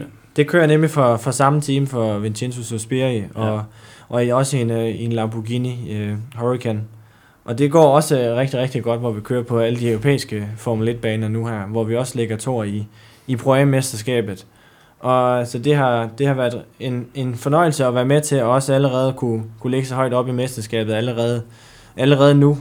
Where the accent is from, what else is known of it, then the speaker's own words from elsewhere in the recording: Djursland, Central Denmark Region, Denmark; Jeg kommer oprindeligt fra, fra Djursland